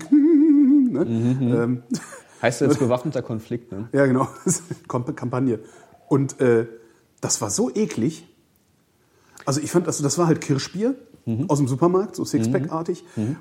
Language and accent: German; Cologne, North Rhine-Westphalia, Germany; Also ich komme ja aus Köln, darum Pefken und das ist ja.